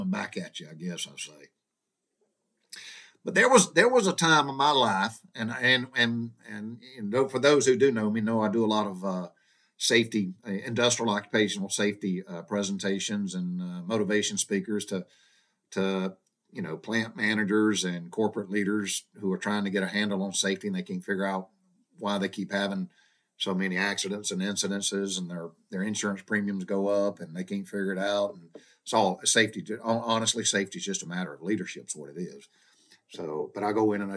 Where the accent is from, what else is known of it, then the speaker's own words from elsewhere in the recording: the South, United States; growing up in the South during the 60s and 70s